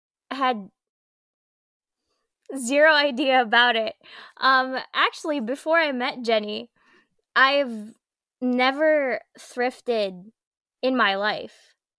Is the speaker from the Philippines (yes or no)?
yes; Philippines; moved away; growing up in the Philippines.